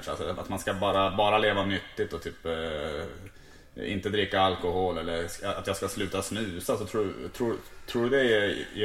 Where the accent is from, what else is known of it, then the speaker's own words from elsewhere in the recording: Norrland, Sweden; trots att jag är från Norrland så försöker jag vara ändå ganska öppen för, för nya för människor.